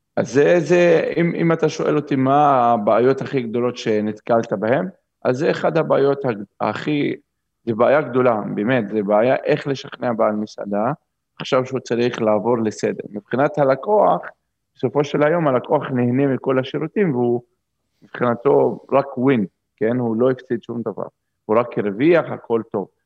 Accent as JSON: {"language": "Hebrew", "town": "Umm al-Fahm", "region": "Haifa District", "country": "Israel", "tie": "born or raised there", "also_born_or_lived": "Zurich, Switzerland", "moved": "as an adult", "said": "החלטתי שאני חוזר לגור באום אל-פחם, זה המקום שבו גדלתי"}